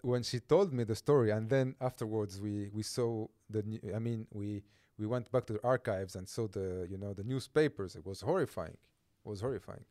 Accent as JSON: {"language": "English", "region": "Corsica", "country": "France", "tie": "born or raised there", "also_born_or_lived": "Calvi", "second_language": "English", "moved": "yes", "said": "where I grew up in Corsica"}